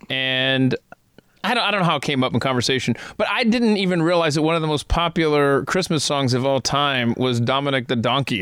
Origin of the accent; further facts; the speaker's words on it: the South, United States; I was born and raised in the South